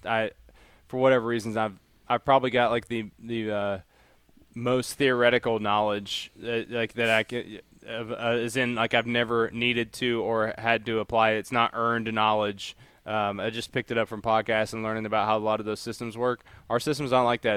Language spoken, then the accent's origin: English; Appalachia, United States; moved away as an adult; also born or lived in Memphis / Kentucky; I grew up in Appalachia